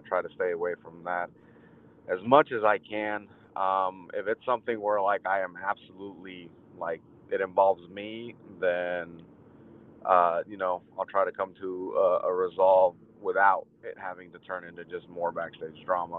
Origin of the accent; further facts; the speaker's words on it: Chicago, Illinois, United States; now in Tennessee, United States; I'm originally from Chicago